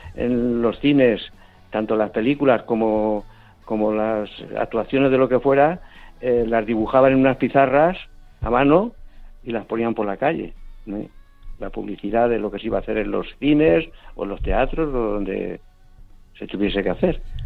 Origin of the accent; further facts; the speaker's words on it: Elche, Valencian Community, Spain; yo soy de allí, yo soy natural de Elche, Alicante